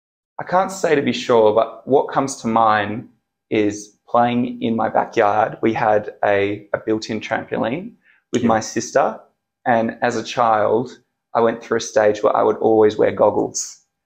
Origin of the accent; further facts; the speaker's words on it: Wanneroo, Western Australia, Australia; also born or lived in Subiaco, Western Australia; So I was born in Subiaco and raised in Wanneroo.